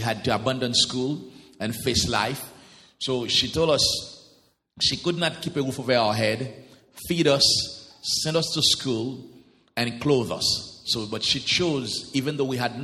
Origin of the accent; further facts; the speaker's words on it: Port-au-Prince, Ouest, Haiti; English is a second language; moved away as an adult; also born or lived in Jacmel, Haiti / Jamaica / Antigua; I was born and raised in Port-au-Prince, that's the capital of Haiti